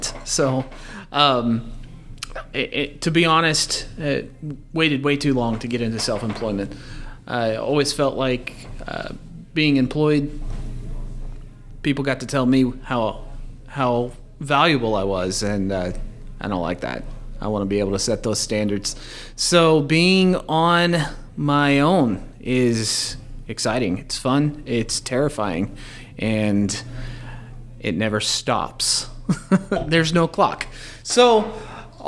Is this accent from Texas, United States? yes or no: yes; Forney, Texas, United States; also born or lived in Mesquite, Texas; I was raised on the east side of Dallas, in Forney, and I spent the first half of my childhood in Mesquite, and then I moved out to Forney, graduated there